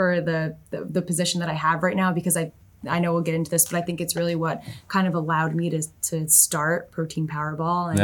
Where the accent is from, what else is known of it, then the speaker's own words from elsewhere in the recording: upstate New York, United States; moved away as an adult; also born or lived in Albany / Boston; now in New Jersey, United States; I'm originally from upstate New York.